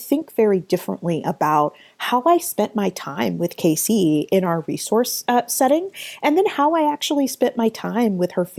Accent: Atlanta, Georgia, United States; I started my career as a special education teacher in my hometown of Atlanta

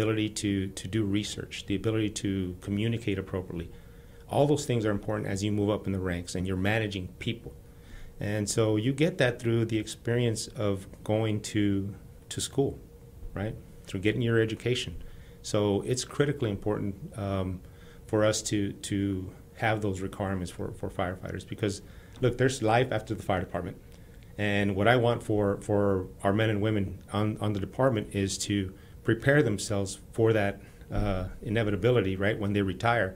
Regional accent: El Paso, Texas, United States; moved away as an adult; now in Houston, United States; the community where I grew up in El Paso

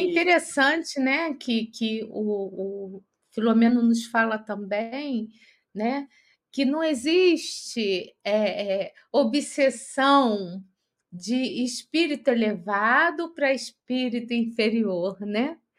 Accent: Rio de Janeiro, Brazil; now in São Paulo, Brazil; Eu, como sou do Rio de Janeiro

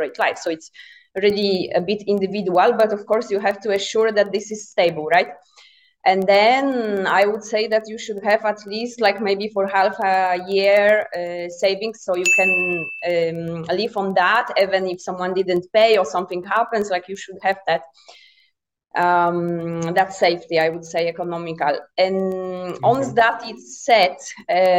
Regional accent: Poland; moved away as an adult; I'm originally from Poland, but I have been a nomad since 2017.

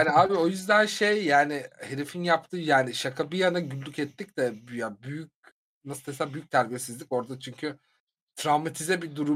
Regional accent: Turkey; Hayır abi ben Tatar değilim, Türk'üm diyorum.

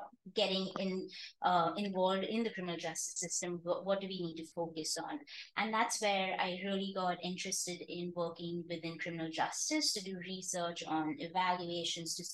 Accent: Mumbai, Maharashtra, India; moved away as an adult; also born or lived in Arizona, United States / Cincinnati, United States; I grew up in India, in Bombay

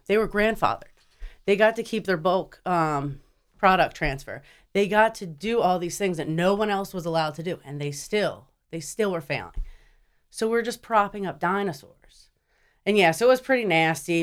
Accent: Wilmington, Delaware, United States; also born or lived in Newport, Delaware; I'm from here, born and raised in Delaware, um, Wilmington General

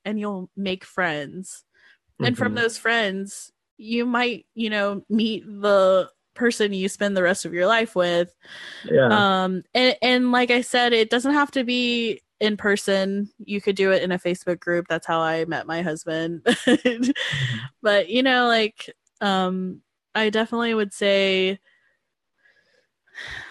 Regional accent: Georgia, United States; my small town in Georgia, like my hometown

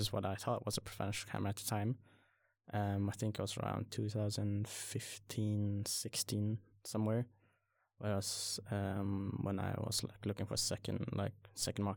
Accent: Sweden; also born or lived in Surin, Thailand; I came to Sweden when I was like 4 or 5, I think.

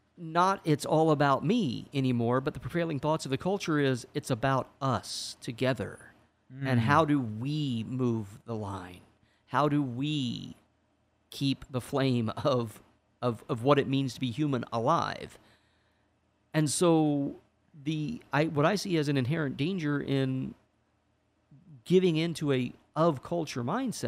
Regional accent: Indiana, United States; moved away; I'm from Indiana

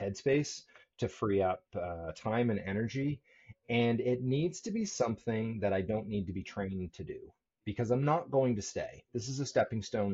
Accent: Annapolis Valley, Nova Scotia, Canada; moved away; also born or lived in Cambridge, Nova Scotia; I grew up in the Annapolis Valley

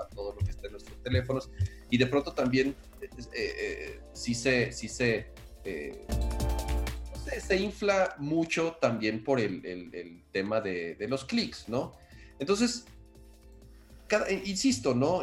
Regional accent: Mexico; como mexicanos

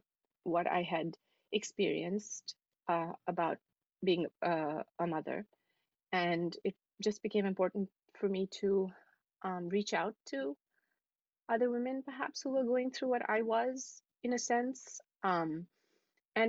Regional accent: New Delhi, Delhi, India; moved away as an adult; also born or lived in Dubai / Manhattan, New York; now in New York City, United States; I was born in New Delhi and I lived there for most of my life, really, up until now.

